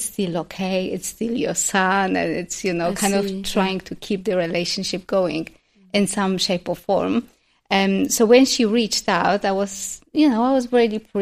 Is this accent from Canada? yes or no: no; Poland; moved away; also born or lived in London; growing up in Poland